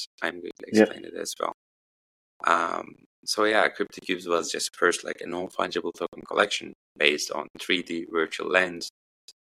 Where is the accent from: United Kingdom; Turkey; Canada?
Turkey; northeast Turkey; I had to go back to my hometown, which is in the northeast of Turkey.